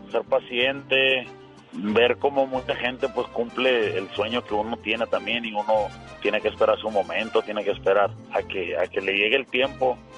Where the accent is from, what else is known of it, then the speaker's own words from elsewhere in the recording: Tucson, Arizona, United States; born there; Nací en Tucson, Arizona